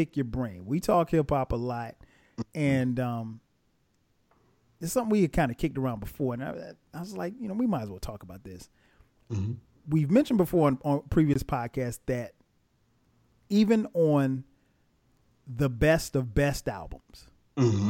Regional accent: Atlanta, Georgia, United States; my hometown of Atlanta

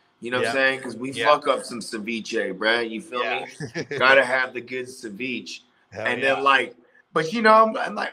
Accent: Bay Area, California, United States; I'm from the Big Bay Area

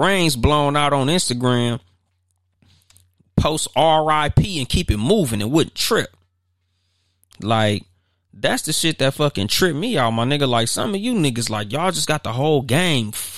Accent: Compton, California, United States; now in Highland, United States; I don't live in the city that I'm from. I'm from Compton. But I live in Highland

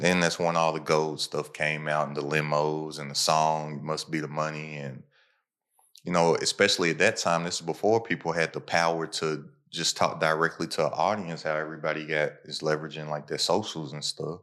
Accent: Kentucky, United States; I'm from Kentucky

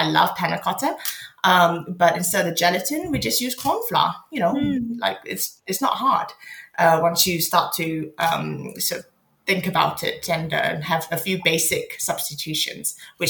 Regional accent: Malaysia; now in London, United Kingdom; I'm so lucky to have had the first few years of my life in Malaysia

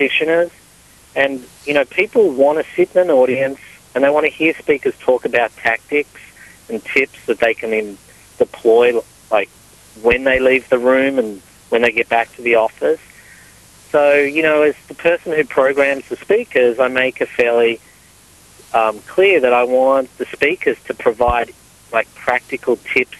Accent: Australia; I'm Australian

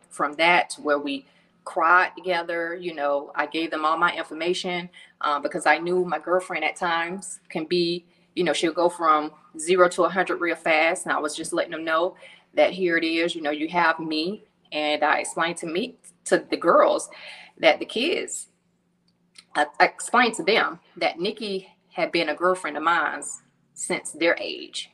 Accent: Atlanta, Georgia, United States; I'm originally from Atlanta

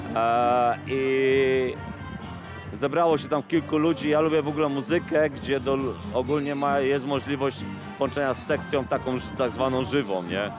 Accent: Bełchatów, Łódź Voivodeship, Poland; pochodzę z Bełchatowa

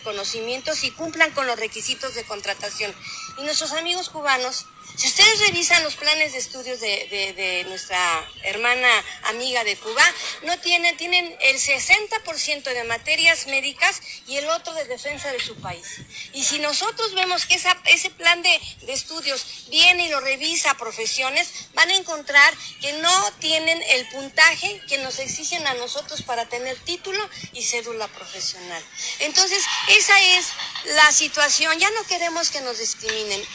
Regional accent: Mexico

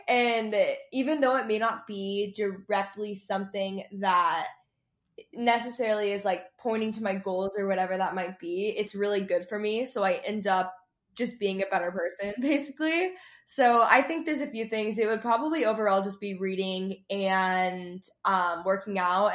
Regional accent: Texas, United States; I grew up in Texas

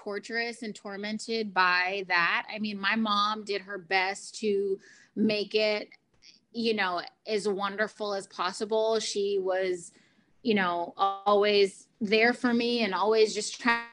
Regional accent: Houston, Texas, United States; I was born in Houston, Texas, to the parents of Cheryl and Mark

